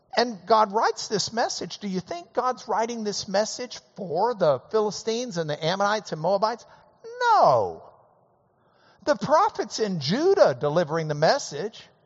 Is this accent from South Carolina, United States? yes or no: no; Lubbock, Texas, United States; growing up in Lubbock, we would root for Texas Tech every game day